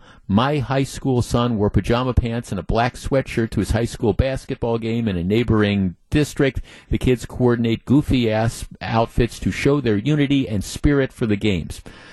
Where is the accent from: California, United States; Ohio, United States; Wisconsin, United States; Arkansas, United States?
Wisconsin, United States; Muskego; Jeff, I'm from Muskego.